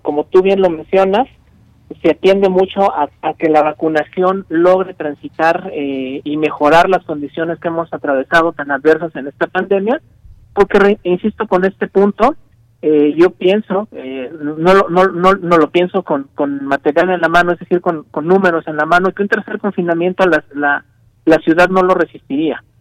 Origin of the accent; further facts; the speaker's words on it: Mexico City, Mexico; soy de la Ciudad de México